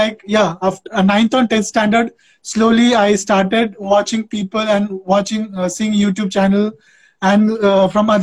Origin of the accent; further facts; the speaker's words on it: West Bengal, India; now in Andhra Pradesh, India; I am originally from West Bengal. I'm a Bengali guy, but I have settled in Andhra Pradesh since 17 years